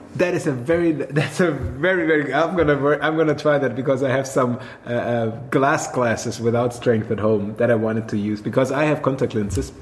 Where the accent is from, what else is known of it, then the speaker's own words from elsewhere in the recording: Swabia, Germany; now in Berlin, Germany; I'm I'm from a land down under as well, but it's only down under in Germany. It's uh, Swabia